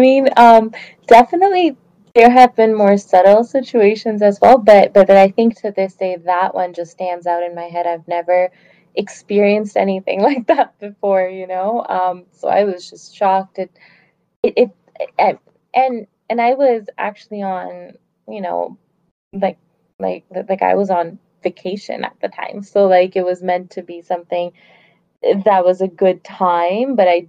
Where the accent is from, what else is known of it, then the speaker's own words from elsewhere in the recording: Pakistan; now in Canada; "Oh, well, I'm from Canada, but originally I'm from Pakistan."